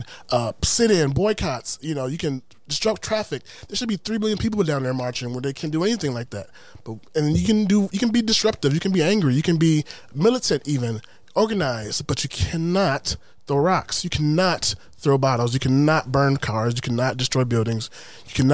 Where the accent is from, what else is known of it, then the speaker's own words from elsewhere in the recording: Milwaukee, Wisconsin, United States; moved away; I'm from Milwaukee. I grew up in Milwaukee where it's like predominantly black